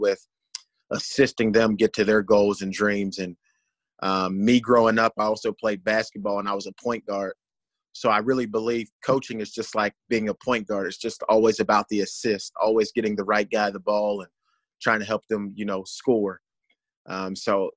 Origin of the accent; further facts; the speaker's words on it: Pittsburgh, Pennsylvania, United States; moved away; I'm from Pittsburgh, Pennsylvania